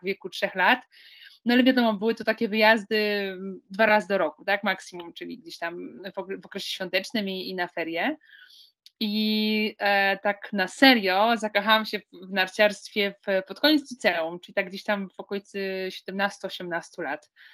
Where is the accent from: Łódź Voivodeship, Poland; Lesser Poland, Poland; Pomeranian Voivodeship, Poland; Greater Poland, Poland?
Łódź Voivodeship, Poland; Łódź; pochodzę z miejsca, które, e, które no nie, nie słynie z jakichś wielkich tradycji narciarskich